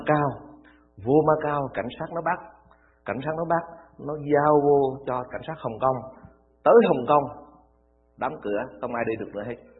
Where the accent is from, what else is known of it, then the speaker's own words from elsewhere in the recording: Vietnam; Vô Campuchia chỉ có một mình mình người Việt Nam thôi